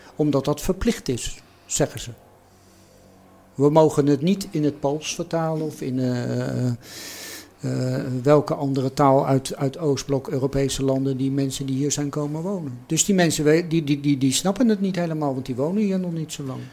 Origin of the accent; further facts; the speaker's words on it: The Hague, South Holland, Netherlands; ik ben geboren en getogen Hagenaar